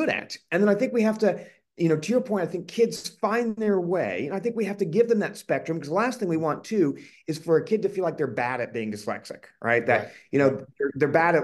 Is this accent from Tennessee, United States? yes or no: yes; Collierville, Tennessee, United States; moved away as an adult; also born or lived in Indiana; now in Boston area, United States; I grew up outside of Memphis, Tennessee, in a kind of a small, at the time, really small suburb